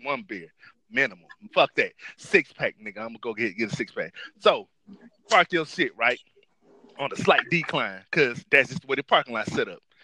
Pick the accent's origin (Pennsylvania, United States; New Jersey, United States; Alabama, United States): Alabama, United States; Dothan; also born or lived in Detroit, Michigan; I was raised by my grandparents in Dothan, Alabama after my mom passed away